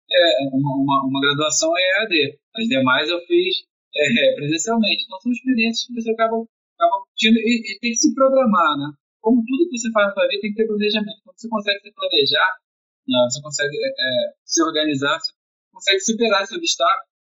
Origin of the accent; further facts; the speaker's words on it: Rio de Janeiro, Brazil; moved away as an adult; now in Niterói, Brazil; eu sou carioca, né, mas eu, eu, moro em Niterói já há 15 anos